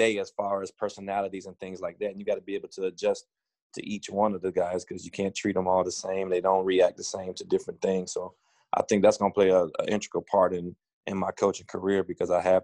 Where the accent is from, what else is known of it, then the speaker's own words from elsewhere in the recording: Cleveland Heights, Ohio, United States; I was born and raised in Cleveland Heights